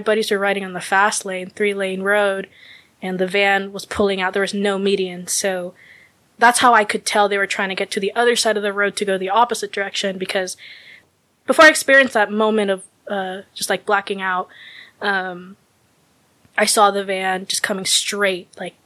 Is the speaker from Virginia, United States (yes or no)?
no; San Diego, California, United States; moved away as an adult; now in Milwaukee, United States; I'm originally from San Diego, California area.